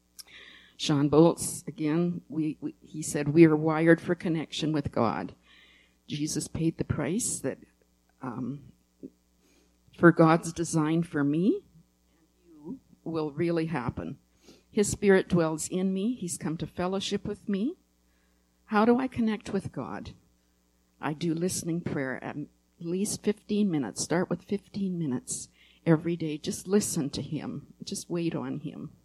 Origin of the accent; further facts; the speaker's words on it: Winnipeg area, Manitoba, Canada; I'm from that area.